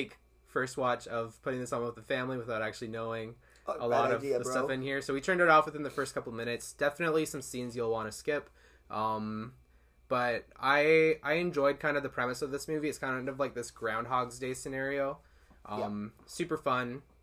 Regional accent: Winnipeg, Manitoba, Canada; moved away; I'm originally from Winnipeg, Manitoba in Canada

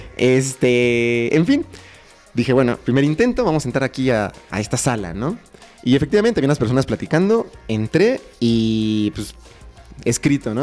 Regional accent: Mexico

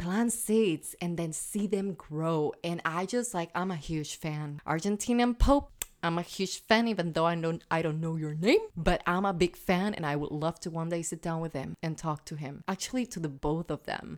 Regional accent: Puerto Rico; first language Spanish; English is a second language; moved away; I'm Puerto Rican, guys. I'm a born and raised in that beautiful paradise of an island in the Caribbean.

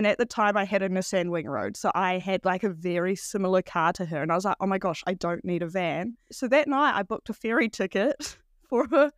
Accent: Upper Hutt, Wellington, New Zealand; now in Wanaka, New Zealand; Yeah, so I grew up outside of Wellington in Upper Hutt.

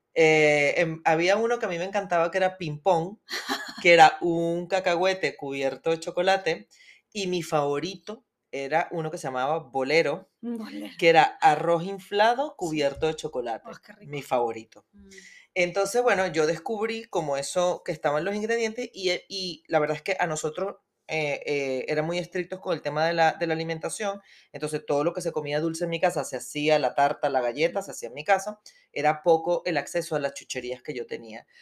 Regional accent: Venezuela; moved away as an adult; yo soy venezolana, nací en Venezuela

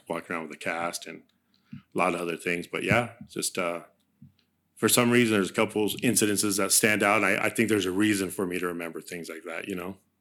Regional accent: Santa Barbara, California, United States; first language Spanish; English is a second language; I was born in Santa Barbara, California.

